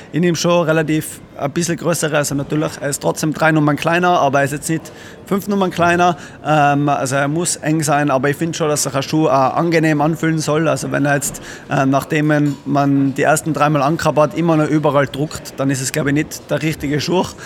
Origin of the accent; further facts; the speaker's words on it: Innsbruck, Tyrol, Austria; bei uns in Innsbruck